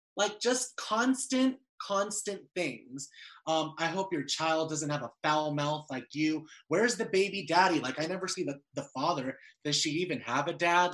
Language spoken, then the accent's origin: English; Las Vegas, Nevada, United States; I'm from Vegas